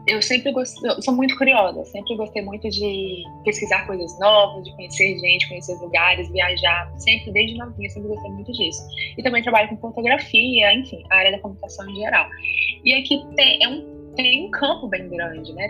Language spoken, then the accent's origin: Portuguese; Governador Valadares, Minas Gerais, Brazil; moved away; eu sou de Minas, não sei se vocês conhecem, mas Valadares é uma cidade que tem cerca de uns 300 e poucos mil habitantes